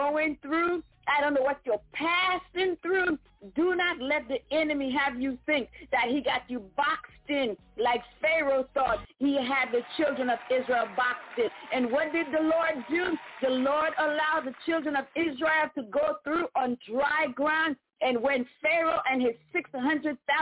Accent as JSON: {"language": "English", "country": "U.S. Virgin Islands", "tie": "born or raised there", "also_born_or_lived": "Saint Lucia (parents)", "said": "I am from the Caribbean. Amen. My parents are St. Lucian. I was born in Virgin Island on the island of St. Croix"}